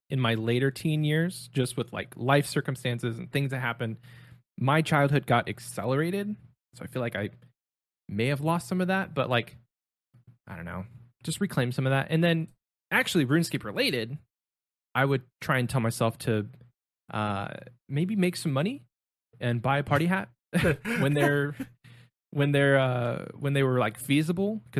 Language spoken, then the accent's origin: English; Ohio, United States; growing up in Ohio